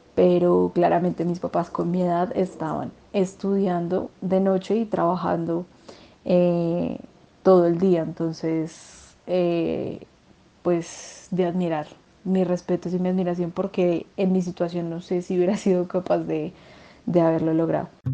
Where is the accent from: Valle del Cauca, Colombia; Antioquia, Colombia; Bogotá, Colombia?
Bogotá, Colombia; soy de Bogotá, vivo en Bogotá